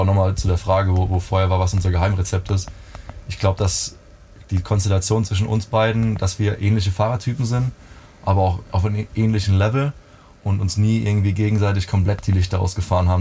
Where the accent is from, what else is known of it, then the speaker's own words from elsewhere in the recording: Neustadt an der Weinstraße, Rhineland-Palatinate, Germany; ich bin in den, in den äh, Pfalz-Kriterien groß geworden. Also ich komme Neustadt, aus Neustadt an der Weinstraße